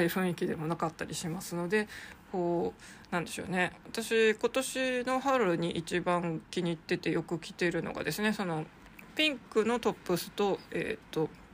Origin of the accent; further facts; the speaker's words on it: Sapporo, Hokkaido, Japan; 札幌生まれ札幌育ちの私